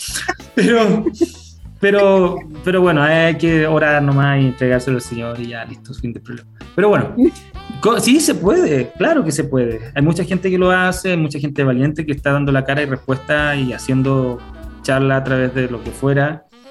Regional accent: Temuco, Araucanía, Chile; Yo soy de Temuco

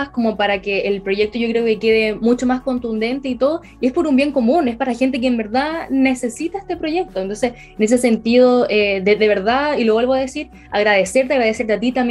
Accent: Concepción, Biobío, Chile; Conce, penquista total. Penquista total, hasta la muerte.

